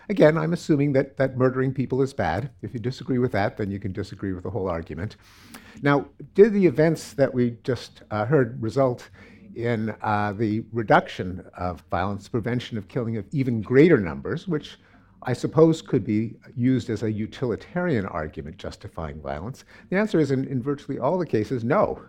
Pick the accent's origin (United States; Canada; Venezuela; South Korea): Canada; I'm Canadian.